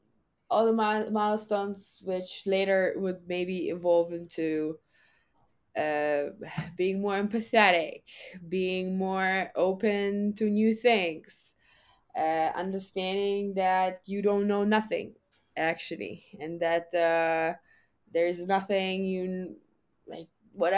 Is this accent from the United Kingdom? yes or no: no; Germany; born or raised there; English is a second language